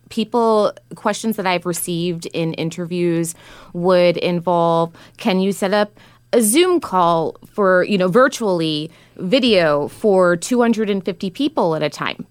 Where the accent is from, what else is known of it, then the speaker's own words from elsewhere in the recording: New York, United States; now in San Francisco, United States; I'm originally from New York